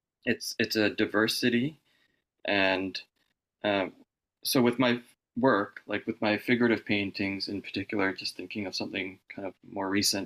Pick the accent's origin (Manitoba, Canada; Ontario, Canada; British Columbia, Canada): British Columbia, Canada; Vancouver; I was born in Vancouver, and I've really only lived here